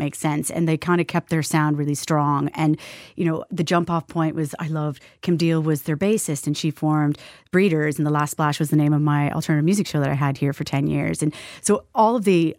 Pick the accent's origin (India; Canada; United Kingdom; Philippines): Canada; moved away as an adult; now in Ireland